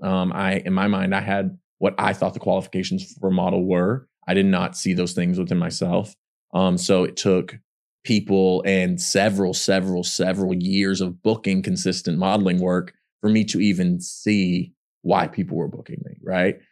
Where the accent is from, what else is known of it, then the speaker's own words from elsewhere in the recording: Pollok, Texas, United States; accent: country; moved away; three thousand plus people in my hometown, Pollock, Texas